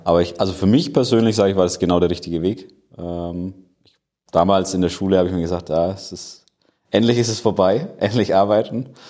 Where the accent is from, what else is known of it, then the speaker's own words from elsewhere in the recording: Nuremberg, Bavaria, Germany; Ich komme eigentlich aus Nürnberg, aber bin hier im schönen Standort in Erlangen